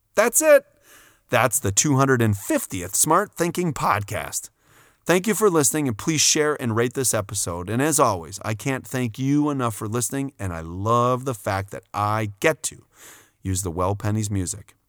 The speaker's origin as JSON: {"language": "English", "region": "Wisconsin", "country": "United States", "tie": "born or raised there", "said": "I grew up with a lot of second generation Germans in my hometown in Wisconsin"}